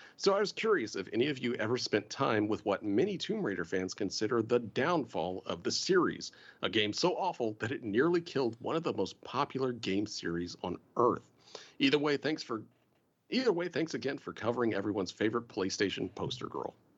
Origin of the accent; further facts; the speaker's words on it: the South, United States; I'm from the South